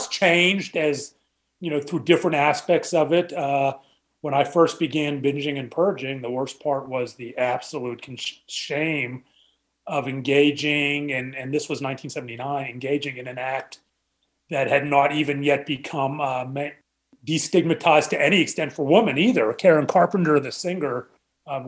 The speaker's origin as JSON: {"language": "English", "town": "Pittsburgh", "region": "Pennsylvania", "country": "United States", "tie": "born or raised there", "moved": "as an adult", "lives_now": "Dallas, United States", "said": "I was born and raised in Pittsburgh."}